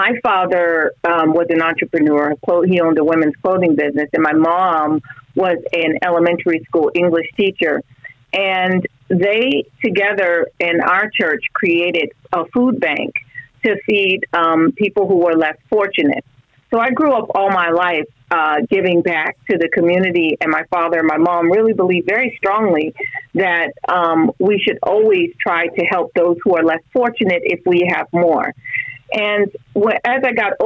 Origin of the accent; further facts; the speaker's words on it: South Florida, United States; I grew up in South Florida